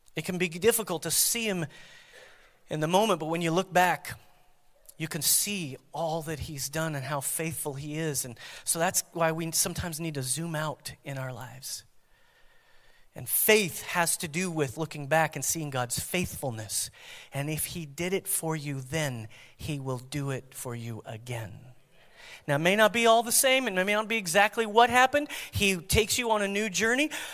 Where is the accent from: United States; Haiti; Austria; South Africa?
United States; as American Christians